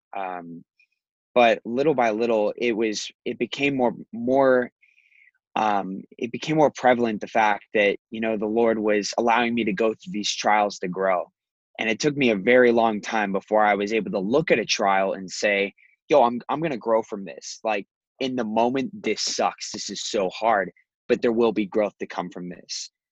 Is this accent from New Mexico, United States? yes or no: no; Scottsdale, Arizona, United States; also born or lived in Chicago; I was born here in Scottsdale. Moved to Chicago back when my dad lived there. Moved back after my parents got divorced